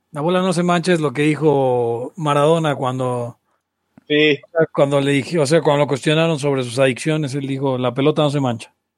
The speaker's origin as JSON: {"language": "Spanish", "area": "Balbuena", "region": "Mexico City", "country": "Mexico", "said": "soy de Avalbuena"}